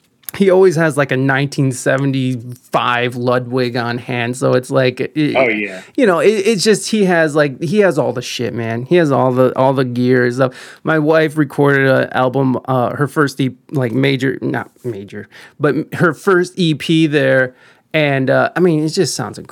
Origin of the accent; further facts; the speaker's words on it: Ohio, United States; moved away as an adult; also born or lived in San Diego; I'm from Ohio, and I'm back in Ohio